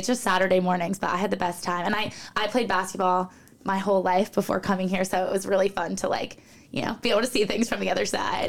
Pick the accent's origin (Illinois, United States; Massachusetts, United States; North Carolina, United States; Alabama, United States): Massachusetts, United States; Newton; So, yes, I'm from the suburbs of Boston, Massachusetts, lived there most of my life.